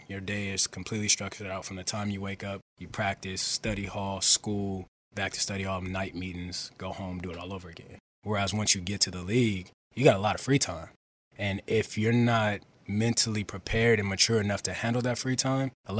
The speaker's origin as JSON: {"language": "English", "region": "West Coast", "country": "United States", "also_born_or_lived": "Carolina", "moved": "as an adult", "lives_now": "Philadelphia, United States", "said": "I'm from the West Coast."}